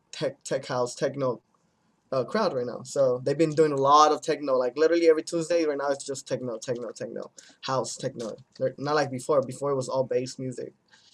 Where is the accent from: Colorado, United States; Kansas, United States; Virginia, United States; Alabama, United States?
Colorado, United States; Denver; Before I played my hometown show, it was Denver.